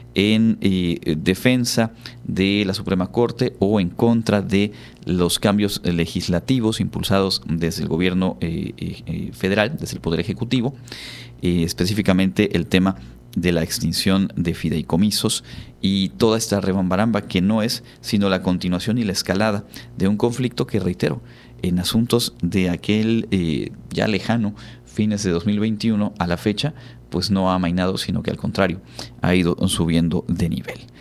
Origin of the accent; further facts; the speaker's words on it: Yucatán, Mexico; Sabemos que aquí en nuestra, en nuestra región, por supuesto, somos orgullosos del Hanal